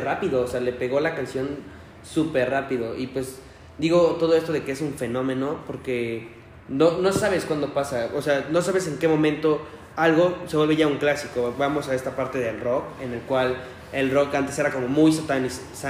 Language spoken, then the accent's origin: Spanish; Mexico; somos mexicanos